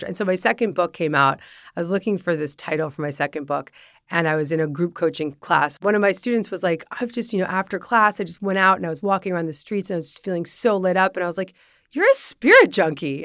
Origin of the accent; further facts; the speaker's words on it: Larchmont, New York, United States; growing up in Larchmont, New York